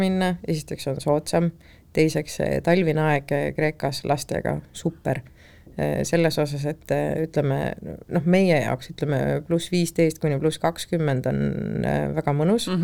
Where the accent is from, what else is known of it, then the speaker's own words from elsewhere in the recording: Estonia; tagasihoidliku eestlasena